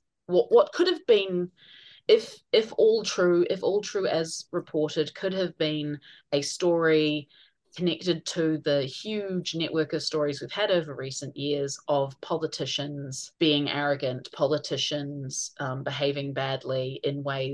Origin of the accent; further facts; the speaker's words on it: Auckland, New Zealand; now in Wellington, New Zealand; I'm from Auckland